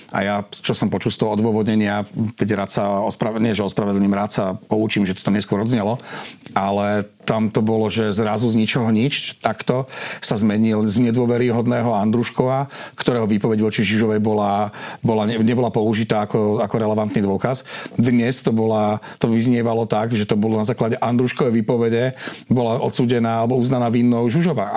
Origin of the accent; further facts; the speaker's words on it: Žilina, Žilina Region, Slovakia; ja som Žilinčan